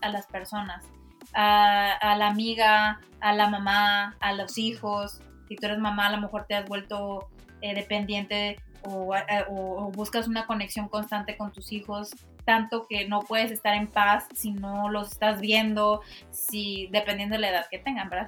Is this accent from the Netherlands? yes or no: no; Mexico; como mexicanos